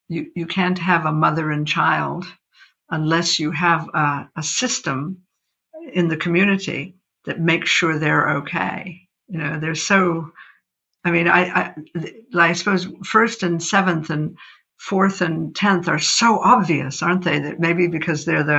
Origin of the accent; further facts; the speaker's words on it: United States; moved away as an adult; I grew up in America as an astrologer